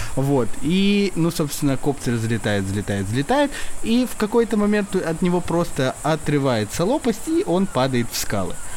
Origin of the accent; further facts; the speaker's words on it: Chelyabinsk, Chelyabinsk Oblast, Russia; я сам тоже из Челябинска